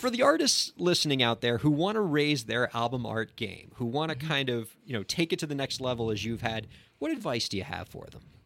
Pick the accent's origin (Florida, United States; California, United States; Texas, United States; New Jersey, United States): Florida, United States; Miami; Miami, my hometown